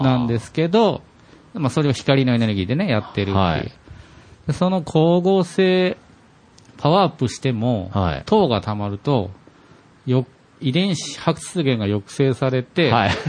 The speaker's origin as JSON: {"language": "Japanese", "region": "Fukushima", "country": "Japan", "tie": "born or raised there", "said": "僕、福島県出身なんですけど"}